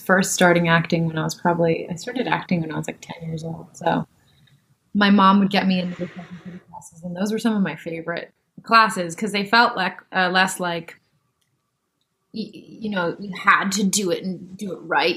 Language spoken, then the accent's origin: English; Canada